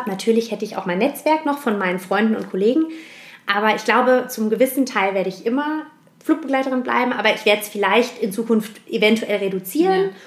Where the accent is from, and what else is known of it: Heusenstamm, Hesse, Germany; born or raised there; also born or lived in Frankfurt